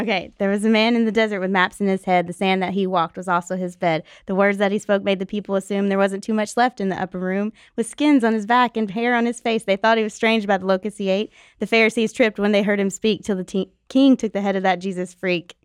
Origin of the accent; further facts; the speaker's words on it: Nashville, Tennessee, United States; I grew up in Nashville